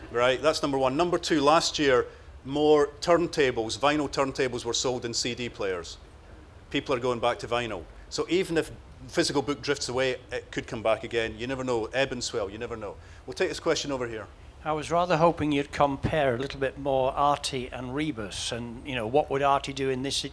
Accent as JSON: {"language": "English", "country": "Croatia", "said": "Uh, Croatia."}